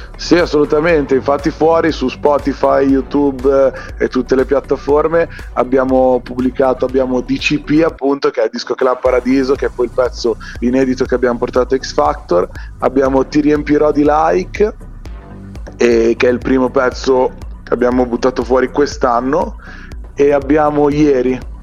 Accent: province of Bologna, Emilia-Romagna, Italy; nel mio paese, che è qua in provincia di Bologna

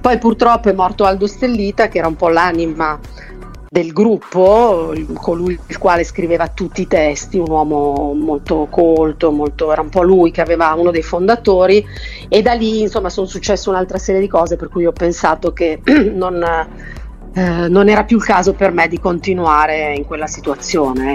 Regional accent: Milan, Lombardy, Italy; moved away as an adult; also born or lived in Lagonegro; io sono di Milano

